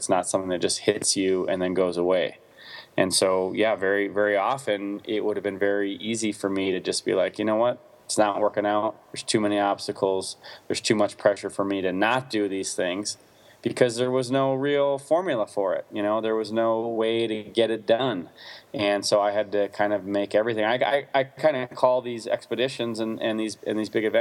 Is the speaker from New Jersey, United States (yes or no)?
no; Wisconsin, United States; I grew up in the Midwest in Wisconsin